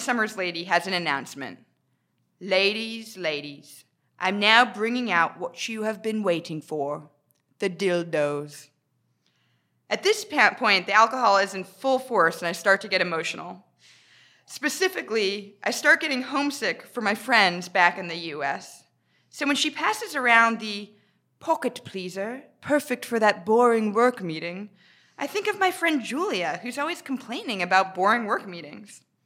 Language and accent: English; United States; moved away as an adult; now in United Kingdom; I'm American